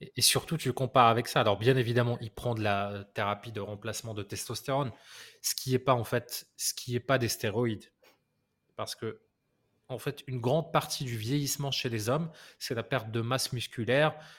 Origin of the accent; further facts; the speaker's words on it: France; je suis français